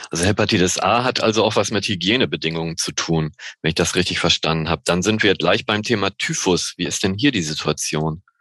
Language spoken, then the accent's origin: German; Northern Germany, Germany; So als Norddeutscher denke ich da so spontaner FSME, die ja vor allen Dingen im Süden verbreitet ist.